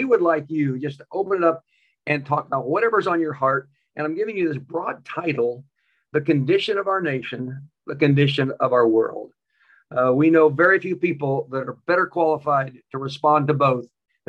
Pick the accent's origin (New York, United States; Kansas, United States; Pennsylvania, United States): Kansas, United States; Concordia; born there; also born or lived in Southern California; I was born in Kansas, he knows the town, Concordia, and moved to Southern California.